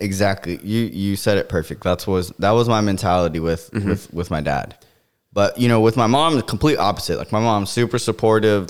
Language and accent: English; Florida, United States; growing up in Florida